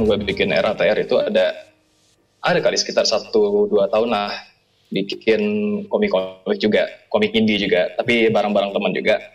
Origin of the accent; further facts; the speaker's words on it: Bekasi, West Java, Indonesia; Jadi itu itu lagi masa-masa ya gue kan gue kan Bekasi kan gue asli Bekasi